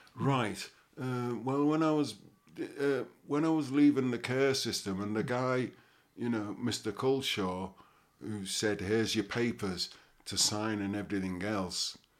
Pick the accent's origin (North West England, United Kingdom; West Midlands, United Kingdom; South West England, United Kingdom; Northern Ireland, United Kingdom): North West England, United Kingdom; Liverpool; growing up in Liverpool